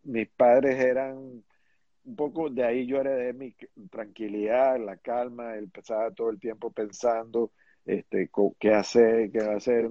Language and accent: Spanish; Venezuela; also born or lived in New York, United States; yo, yo me eduqué y crecí en Venezuela.